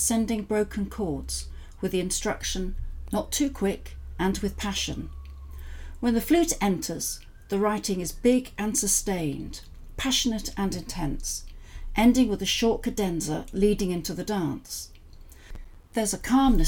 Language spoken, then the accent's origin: English; Southport, North West England, United Kingdom; also born or lived in Manchester; in Southport, where I was born